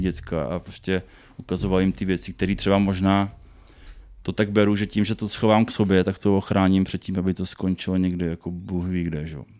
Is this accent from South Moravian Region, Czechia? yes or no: yes; Brno, South Moravian Region, Czechia; Já jsem teda z, z Brna